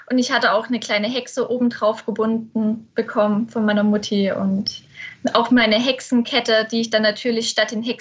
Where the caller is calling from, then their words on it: Plauen, Saxony, Germany; Ich bin aus Plauen zugeschaltet. Ich bin zurzeit bei meinen Eltern zu Hause